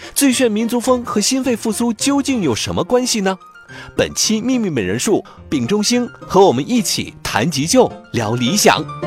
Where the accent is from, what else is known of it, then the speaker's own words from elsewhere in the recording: Northeast China, China; moved away as an adult; now in Beijing, China; 我在从老家，我是东北人，我从东北坐火车回北京